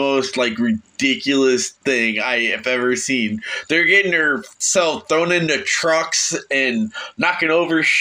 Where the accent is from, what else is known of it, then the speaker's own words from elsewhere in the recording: Florida, United States; moved away as an adult; now in Northeastern United States; I'm a Floridian